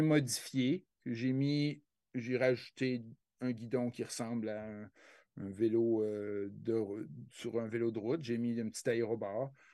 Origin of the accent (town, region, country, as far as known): Quebec, Canada